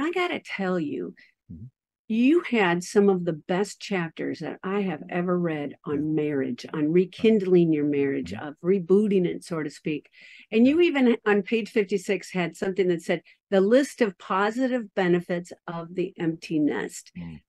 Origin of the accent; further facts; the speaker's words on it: Minnesota, United States; I am a Scandinavian from Minnesota.